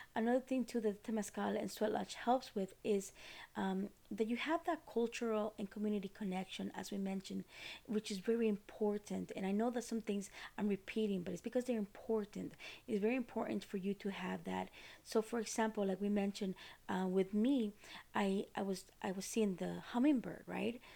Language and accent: English; Costa Rica; moved away; I am from Costa Rica